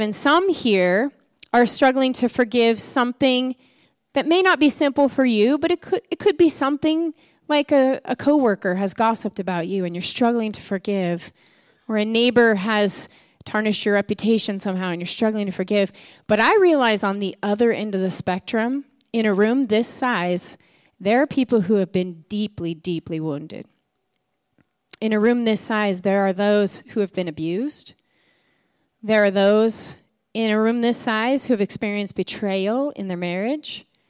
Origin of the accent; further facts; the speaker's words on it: Edmonds, Washington, United States; I grew up in Edmonds